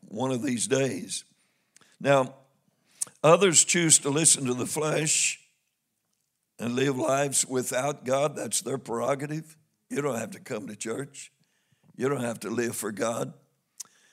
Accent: Missouri, United States; I'm from Missouri

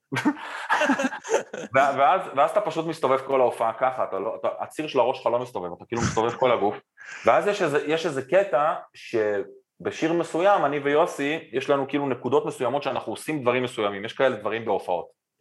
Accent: Israel; אנחנו ישראלים עדיין בסוף היום

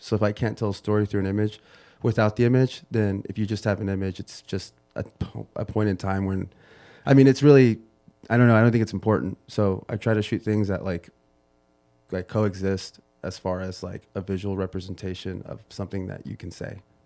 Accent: United States; I'm first generation

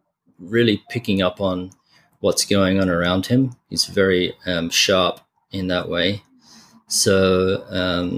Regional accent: Adelaide, South Australia, Australia; moved away; Adelaide, especially where I grew up

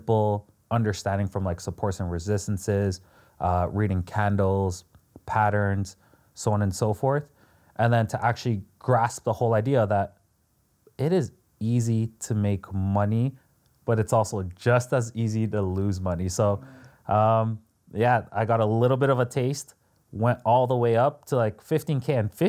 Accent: Toronto, Ontario, Canada; I'm also Canadian from Toronto.

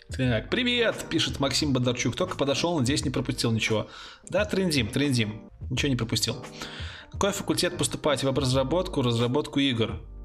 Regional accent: Brest, Brest Region, Belarus; я не сдавал ЕГЭ, а, я из Беларуси. У нас тут ЦТ

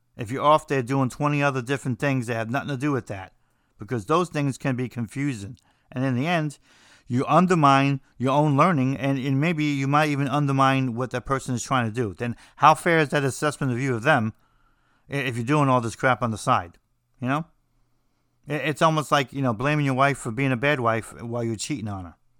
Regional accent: New Jersey, United States; I'm from New Jersey

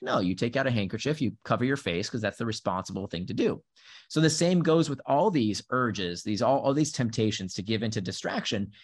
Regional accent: Central Florida, United States; first language Hebrew; also born or lived in Israel; I grew up in Central Florida.

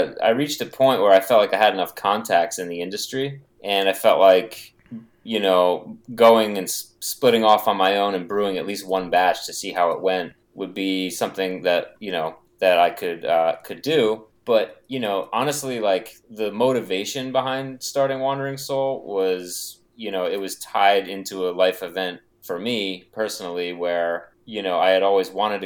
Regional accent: New Jersey, United States; moved away as an adult; now in Massachusetts, United States; I'm from New Jersey originally, and I moved up here to Mass like 12 years ago

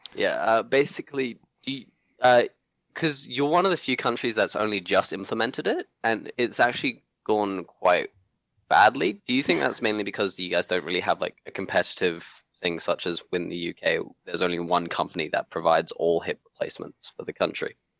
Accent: Hong Kong; now in Australia; I grew up in Hong Kong

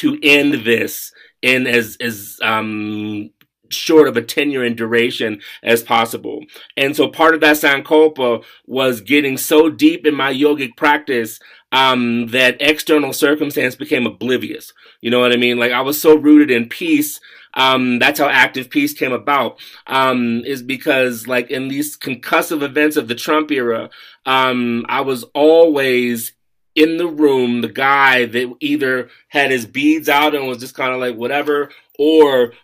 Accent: United States; moved away; also born or lived in Colorado; I'm from Washington. I was living in Colorado at the time

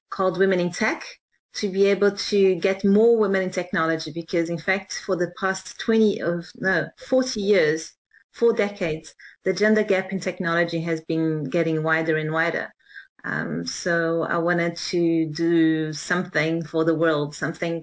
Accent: Johannesburg, Gauteng, South Africa; moved away as an adult; So I grew up in South Africa, in Johannesburg

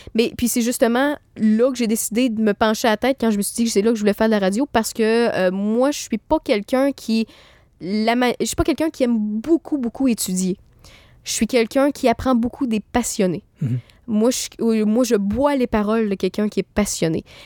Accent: Quebec City, Quebec, Canada; je suis de Québec

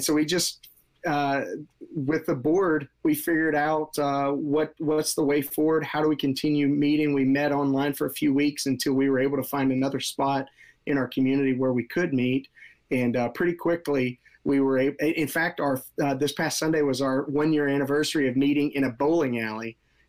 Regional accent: Marietta, Georgia, United States; Yeah, Marietta, which is a northwest suburb of Atlanta.

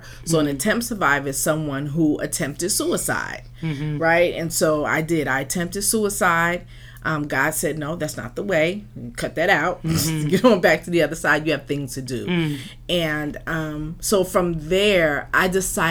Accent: Newark, New Jersey, United States; now in Los Angeles, United States; I was born and raised in Newark, New Jersey. I live in LA now. I've been out here for about 20 years now.

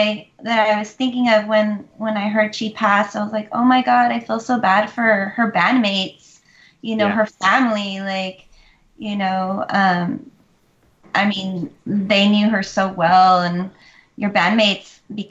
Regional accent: South Texas, United States; also born or lived in Austin, Texas; We're from South Texas, but we moved to Austin in 99

